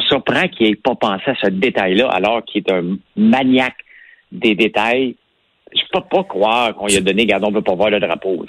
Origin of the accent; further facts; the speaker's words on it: Outaouais, Quebec, Canada; accent: Québécois; also born or lived in Gatineau / Montreal; quand j'étais jeune, je suis parti de l'Outaouais pour aller à, Gatineau étudier